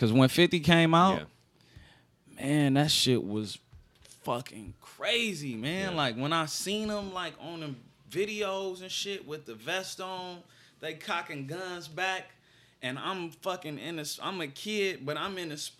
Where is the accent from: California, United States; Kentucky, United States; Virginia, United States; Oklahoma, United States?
California, United States; Los Angeles; accent: Los Angeles; So I had to get myself into my full Los Angeles sound.